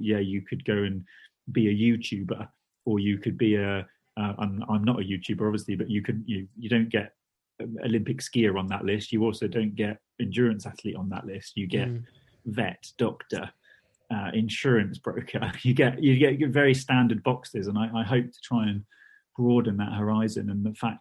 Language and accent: English; United Kingdom; being British